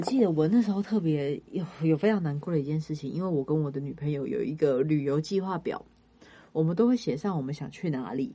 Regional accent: Kaohsiung, Taiwan; now in Taipei, Taiwan; 因为我是高雄人

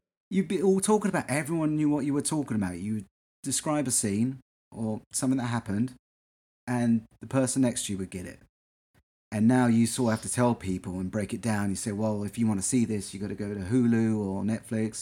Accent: England, United Kingdom; now in United States; when I was growing up in England

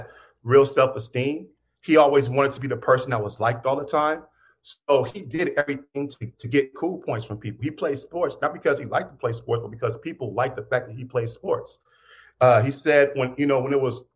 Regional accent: Pittsburgh, Pennsylvania, United States; I grew up in Pittsburgh

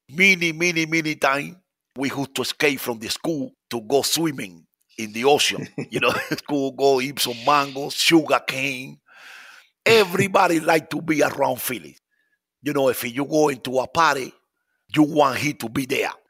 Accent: Cuba; also born or lived in San Francisco, United States; now in United States; It was beautiful, you know, for me to be a child growing now in my country, you know, surrounded by my family, friend.

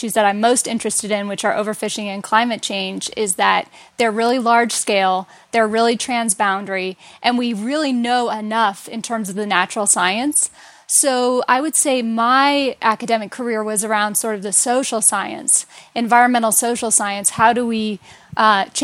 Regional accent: United States; I'm American

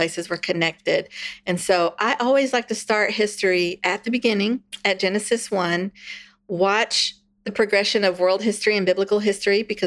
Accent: Texas, United States; I'm from Texas. We've been Texans for 9 generations

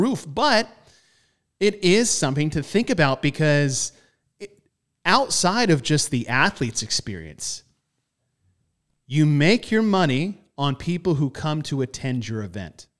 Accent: United States; I am American

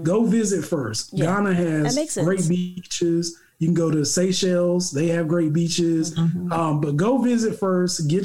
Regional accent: United States; I grew up in the hood

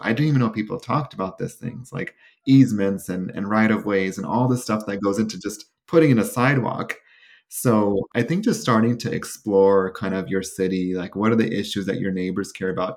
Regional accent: Sacramento, California, United States; my hometown. of Sacramento.

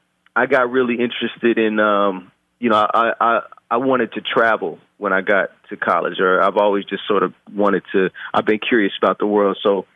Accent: Oakland, California, United States; I was born and raised in Oakland. I went to high school there.

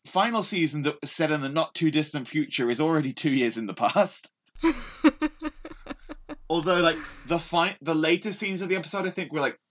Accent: England, United Kingdom; As an English person

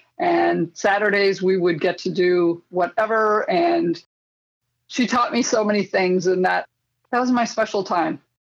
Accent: Tracy, Minnesota, United States; I grew up in Tracy, Minnesota. It's a small town of about 2,500 people in southwest Minnesota. I was born here

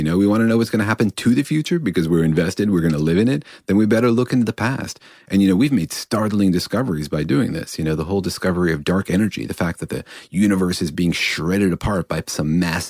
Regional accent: Los Alamos, New Mexico, United States; my hometown, you know, I grew up in Los Alamos

